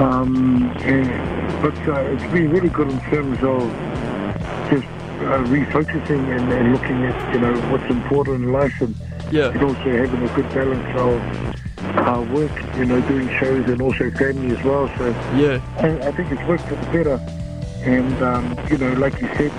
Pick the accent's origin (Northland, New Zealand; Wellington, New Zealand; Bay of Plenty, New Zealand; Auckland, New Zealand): Wellington, New Zealand; I finish off with a show in my hometown, Wellington